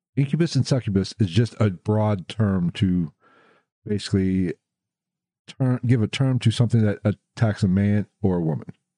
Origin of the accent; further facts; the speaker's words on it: West Virginia, United States; moved away; I was born in West Virginia